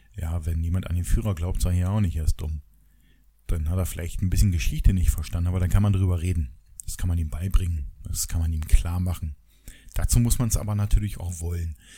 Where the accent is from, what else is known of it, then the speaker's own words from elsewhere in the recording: GDR, East Germany, Germany; ich komme ja aus der DDR